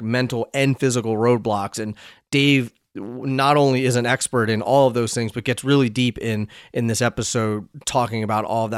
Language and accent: English; Pennsylvania, United States; moved away; also born or lived in Hoboken, New Jersey; I'm from Pennsylvania